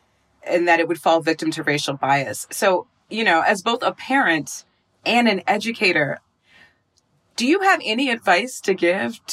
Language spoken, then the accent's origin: English; Minnesota, United States; I went to high school in Minnesota